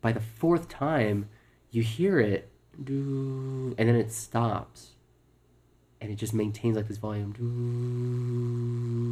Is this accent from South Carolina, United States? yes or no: no; near the Mojave Desert, California, United States; I'm from California, a little place near the Mojave Desert